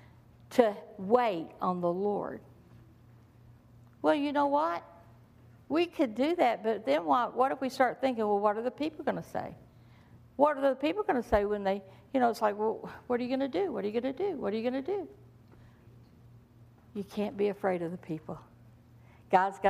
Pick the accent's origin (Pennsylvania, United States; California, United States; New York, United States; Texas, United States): Texas, United States; I'm from Texas